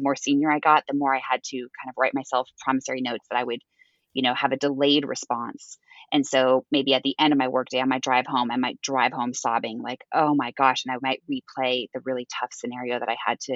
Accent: Edmonds, Washington, United States; moved away as an adult; also born or lived in Boston; I was born and raised in Seattle, in a smaller town called Edmonds, and never left.

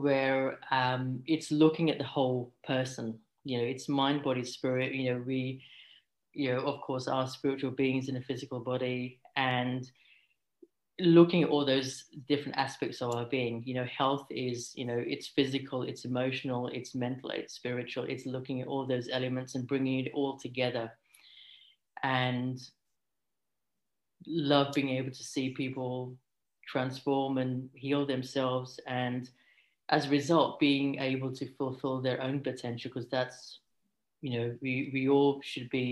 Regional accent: London, United Kingdom; moved away as an adult; now in Sydney, Australia; So I currently work as an integrative GP in Sydney, but I'm from London. I've been here for over a decade now.

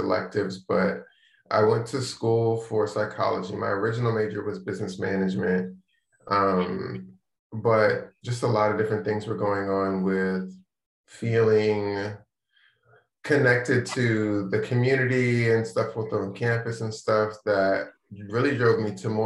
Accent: Maryland, United States; moved away; also born or lived in Charlotte, North Carolina; I'm from the DC area, I'm from Maryland. Lived there most of my life, lived a little bit in Charlotte, then moved back to the DC area

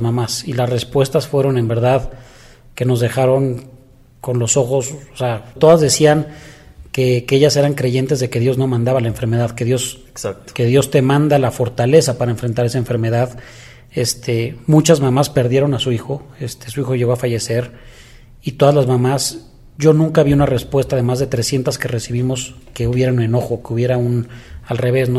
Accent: Mexico; para mí es de los orgullos más grandes que podríamos tener como mexicanos

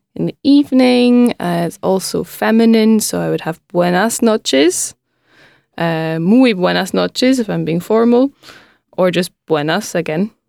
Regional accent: Scotland, United Kingdom; first language English; I'm from Scotland

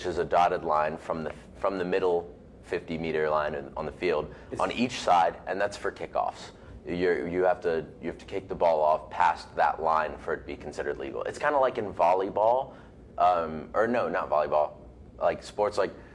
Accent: United States; I grew up in America.

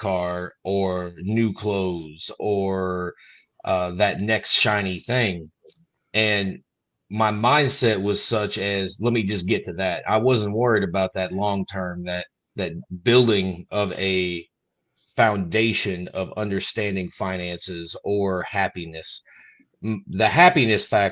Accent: Southern Illinois, United States; I was born and raised here in Southern Illinois

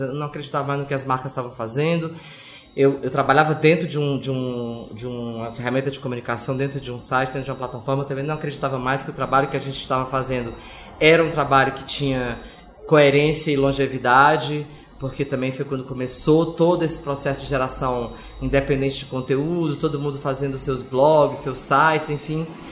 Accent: Ceará, Brazil; moved away as an adult; now in São Paulo, Brazil; sou do Ceará, moro em São Paulo há 26 anos

